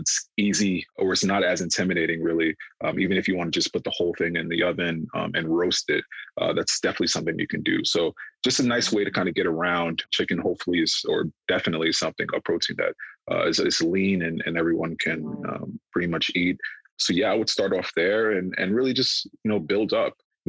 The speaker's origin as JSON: {"language": "English", "country": "Ghana", "said": "we're all African, we're all Ghanaian here"}